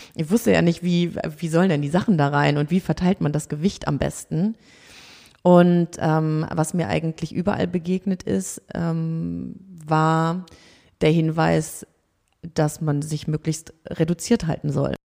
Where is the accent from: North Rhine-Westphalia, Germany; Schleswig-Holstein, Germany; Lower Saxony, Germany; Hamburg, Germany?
Hamburg, Germany; aus Hamburg